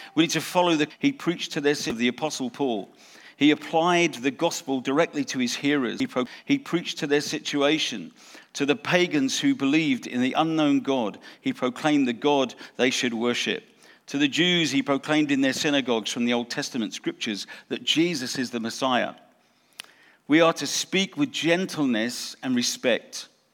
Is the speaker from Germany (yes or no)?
no; England, United Kingdom; moved away; also born or lived in South Africa; we lived in South Africa, we're English, we went to South Africa, got, got saved and came here.